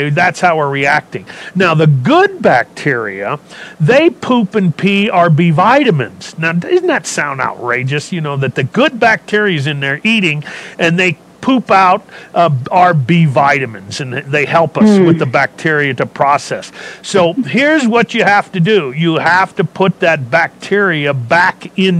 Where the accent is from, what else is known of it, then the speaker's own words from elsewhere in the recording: California, United States; I was a hippie from California